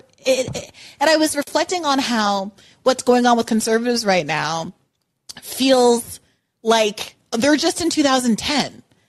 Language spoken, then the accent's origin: English; United States; as an American growing up in those environments, it was so exhausting to have to listen to that all the time.